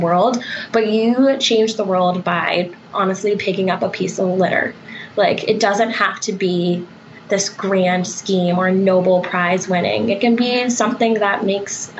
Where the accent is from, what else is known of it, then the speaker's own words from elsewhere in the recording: Colorado, United States; also born or lived in Texas; I'm actually originally from Colorado. I'm a Colorado native and was an out-of-state student